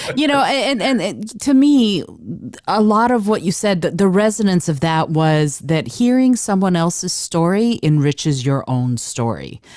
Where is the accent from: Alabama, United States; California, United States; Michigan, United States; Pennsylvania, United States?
Michigan, United States; Detroit; I grew up in Detroit